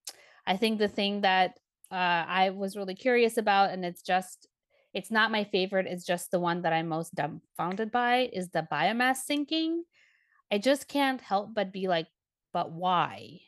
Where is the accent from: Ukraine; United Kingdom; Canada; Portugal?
Ukraine; Kharkiv, Kharkiv Oblast; moved away; I was born in Ukraine. I'm a Ukrainian. I'm from the eastern region called Kharkiv, is the city that I was born in.